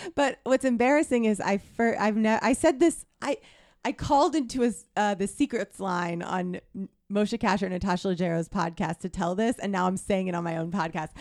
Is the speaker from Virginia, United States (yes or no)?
no; hometown of the Llanerch Diner, Pennsylvania, United States; my hometown diner is the Lanark Diner where they filmed Silver Linings Playbook